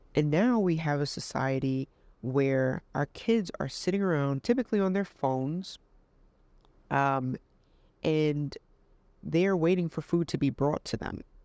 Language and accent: English; New York City, New York, United States; moved away as an adult; I'm in New York, you know, I'm from Queens, and I came down here